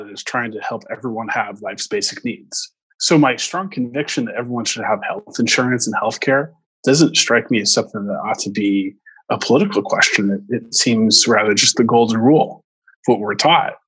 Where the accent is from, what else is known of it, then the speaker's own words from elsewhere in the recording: Orange County, California, United States; I grew up in Orange County near Disneyland, and um, you know my um, my roots are here